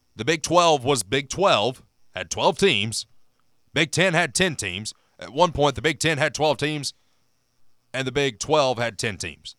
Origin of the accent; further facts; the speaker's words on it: Knoxville, Tennessee, United States; I'm in Big Orange Country in the Smoky Mountains